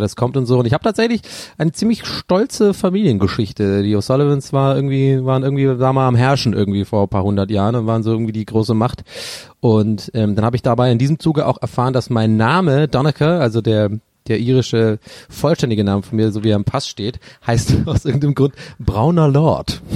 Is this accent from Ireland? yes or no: yes; Ireland; Bei uns in Irland